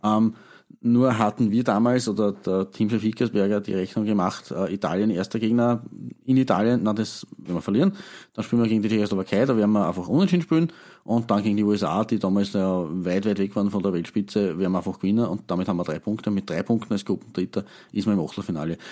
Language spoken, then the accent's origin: German; Eastern Austria, Austria; Gezwungenermaßen als, als Ostösterreicher